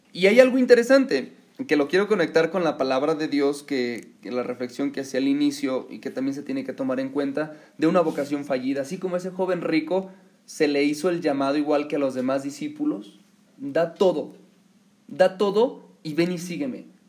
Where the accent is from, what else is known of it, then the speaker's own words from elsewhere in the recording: Mexico; aquí a nuestro país